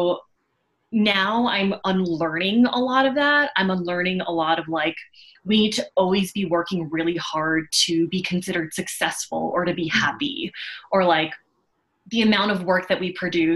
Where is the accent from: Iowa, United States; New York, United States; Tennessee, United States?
New York, United States; Long Island; I grew up in Long Island in a very white Jewish suburban neighborhood